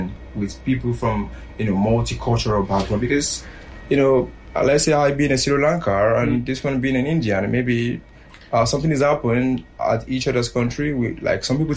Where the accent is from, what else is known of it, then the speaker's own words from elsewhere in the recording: Nigeria; I being a Nigerian